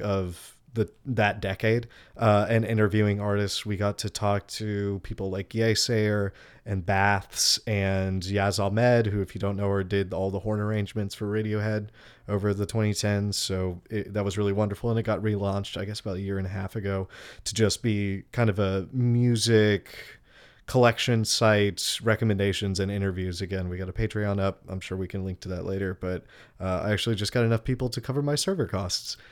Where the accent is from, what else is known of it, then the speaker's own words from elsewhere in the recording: Texas, United States; moved away as an adult; also born or lived in Oregon / South America; now in Charleston, United States; I'm originally from Texas.